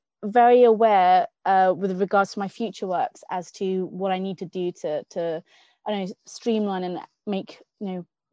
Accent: Newcastle upon Tyne, North East England, United Kingdom; I'm a Geordie at heart. I was born in Newcastle

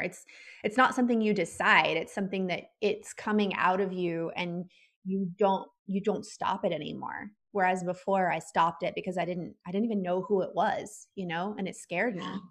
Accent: the South, United States; growing up the way that my husband and I grew up and living in the South and the Bible Belt

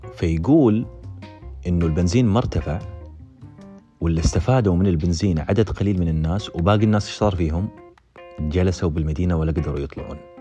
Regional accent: Saudi Arabia; moved away as an adult; احنا سعوديين

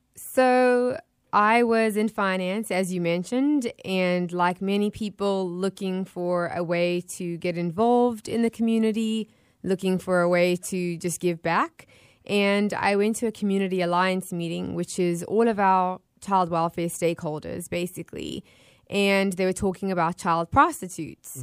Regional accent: Johannesburg, Gauteng, South Africa; also born or lived in Florida; now in Tampa Bay, United States; being born and raised in South Africa

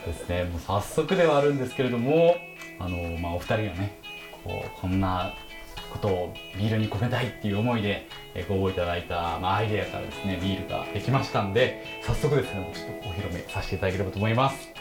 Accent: Osaka, Japan; 大阪出身なんです

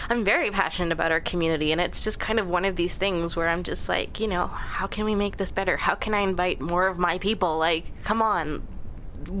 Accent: Surrey, British Columbia, Canada; I was born and raised in Surrey

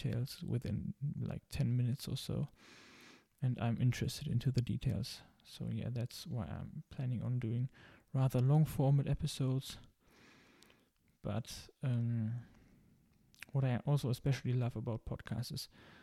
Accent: Germany; English is a second language; I'm originally from Germany, as you might hear

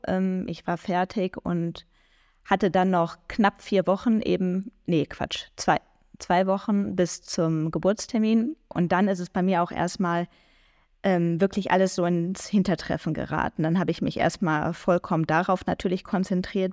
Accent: near Düsseldorf, North Rhine-Westphalia, Germany; ich komme aus Nordrhein-Westfalen und zwar genauer aus der Nähe von Düsseldorf

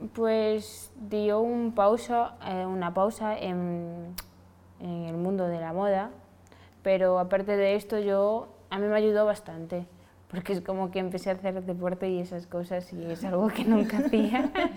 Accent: Senegal; now in Spain; soy de Senegal y he llegado aquí

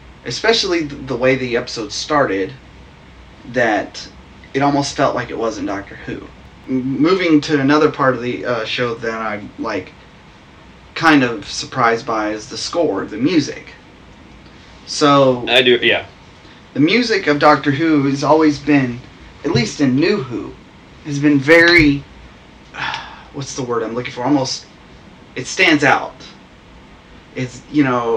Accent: United States; we're American.

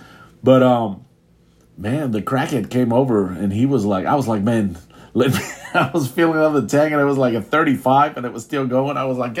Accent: United States; We're American.

